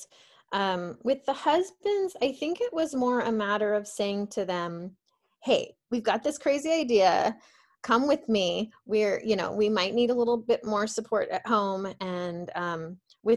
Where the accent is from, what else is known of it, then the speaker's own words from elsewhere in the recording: Phoenix, Arizona, United States; I'm from Phoenix, Arizona. So for me, it's like hot and sunny every day of my life